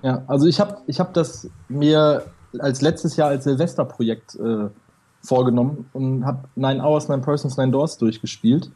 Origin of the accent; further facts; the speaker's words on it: Ruhr area, North Rhine-Westphalia, Germany; Ich komme aus dem Ruhrgebiet